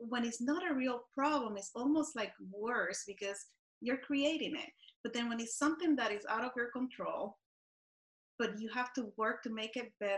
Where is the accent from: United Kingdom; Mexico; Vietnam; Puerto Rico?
Puerto Rico; I grew up in Puerto Rico and we had hurricanes.